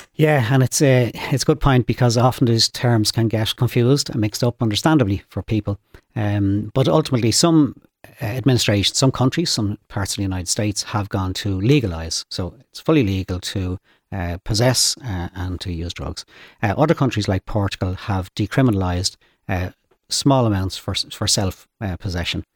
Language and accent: English; Dublin, Leinster, Ireland; I grew up in Finglas, uh, North Dublin, Finglas West